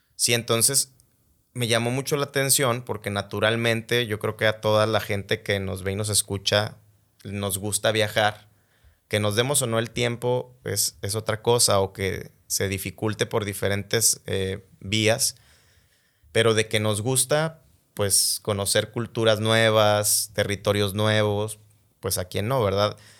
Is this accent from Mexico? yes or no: yes; Mexico; como mexicanos tenemos un orgullo